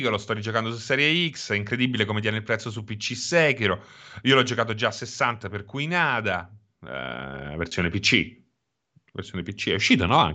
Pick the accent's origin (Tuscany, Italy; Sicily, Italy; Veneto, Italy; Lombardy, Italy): Tuscany, Italy; Ero qui temporaneamente, sono della Toscana.